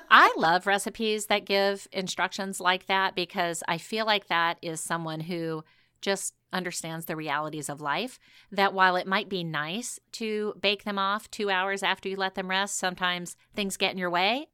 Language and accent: English; the South, United States; growing up in the South